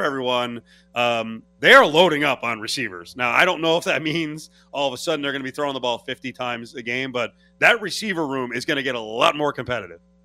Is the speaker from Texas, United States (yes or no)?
no; New Jersey, United States; I'm from New Jersey